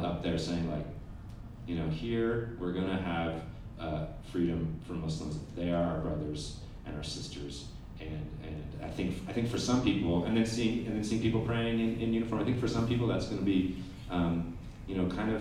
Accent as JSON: {"language": "English", "town": "Oakland", "region": "California", "country": "United States", "said": "I come from Oakland, California. I'm a documentary filmmaker from Oakland, California"}